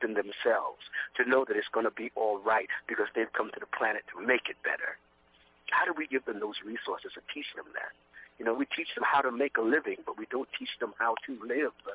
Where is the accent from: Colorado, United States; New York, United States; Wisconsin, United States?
New York, United States; New York City; I was a kid from Brooklyn. I'm a kid from Brooklyn